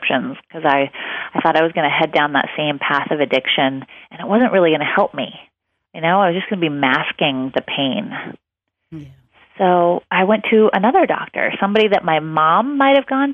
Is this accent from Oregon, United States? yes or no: yes; outside of Portland, Oregon, United States; I was raised by hippies outside of Portland, Oregon.